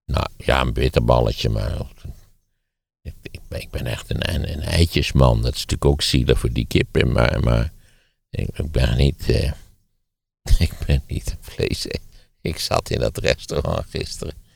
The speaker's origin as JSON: {"language": "Dutch", "country": "Netherlands", "said": "wij zijn toch als Nederlanders"}